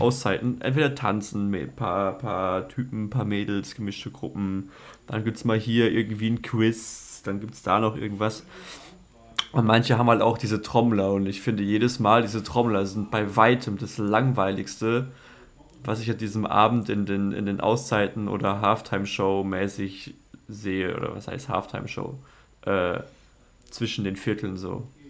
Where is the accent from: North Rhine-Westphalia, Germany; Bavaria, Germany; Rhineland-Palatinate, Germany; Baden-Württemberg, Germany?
Baden-Württemberg, Germany; Donaueschingen / Waldhilsbach; ich war neun oder zehn, als wir umgezogen sind